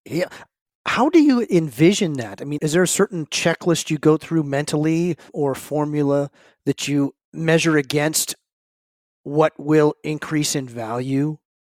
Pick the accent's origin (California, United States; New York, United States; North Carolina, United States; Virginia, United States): California, United States; San Francisco Bay Area; I grew up in the San Francisco Bay Area